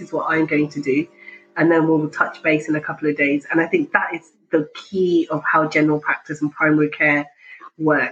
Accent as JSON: {"language": "English", "country": "United Kingdom", "tie": "born or raised there", "said": "I'm Pakistani, but British and grew up here, had my medical training here."}